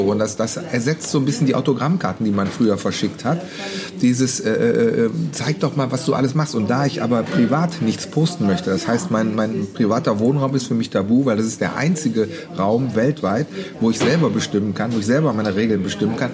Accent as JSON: {"language": "German", "town": "Mönchengladbach", "region": "North Rhine-Westphalia", "country": "Germany", "tie": "born or raised there", "said": "Geboren, aufgewachsen bin ich ja auch hier, alles. Und lebe immer noch hier"}